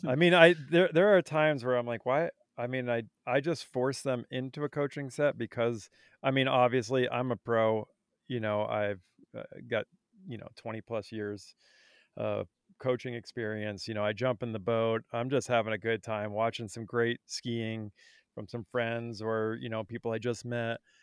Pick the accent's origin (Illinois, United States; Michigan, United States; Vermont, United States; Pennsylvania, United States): Vermont, United States; I grew up in Vermont